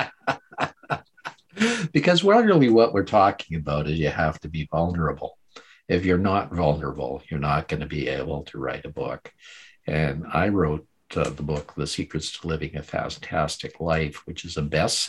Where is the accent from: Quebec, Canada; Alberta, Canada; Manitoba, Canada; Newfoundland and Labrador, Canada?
Alberta, Canada; Calgary; I grew up in Calgary, Alberta, Canada